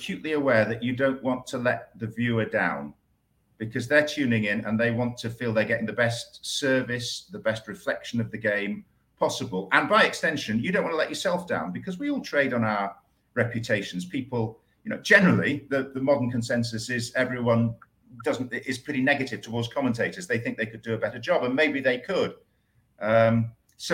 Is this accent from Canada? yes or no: no; York, Yorkshire and the Humber, United Kingdom; I was brought up in York